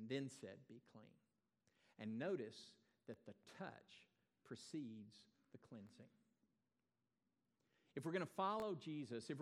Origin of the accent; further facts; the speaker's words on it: Texas, United States; also born or lived in Iowa; I wasn't born here, but I have grabbed that nomenclature for my own life. I got here about 15 months old